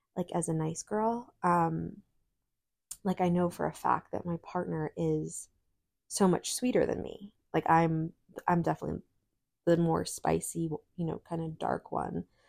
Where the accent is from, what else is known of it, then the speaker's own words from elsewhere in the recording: New York, United States; moved away; growing up in New York